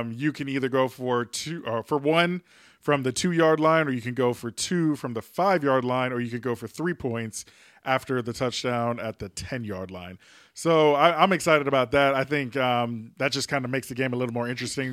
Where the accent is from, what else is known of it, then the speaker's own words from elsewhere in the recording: New York, United States; my home state, my born state, New York